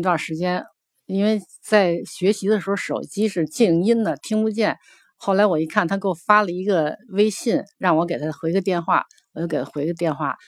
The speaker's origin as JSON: {"language": "Chinese", "region": "Beijing", "country": "China", "said": "我是来自北京的"}